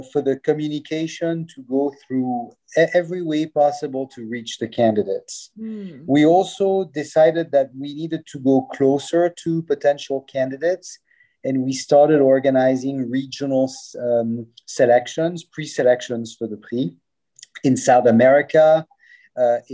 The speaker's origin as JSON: {"language": "English", "town": "Lausanne", "region": "Vaud", "country": "Switzerland", "tie": "born or raised there", "said": "I was born and raised in Lausanne"}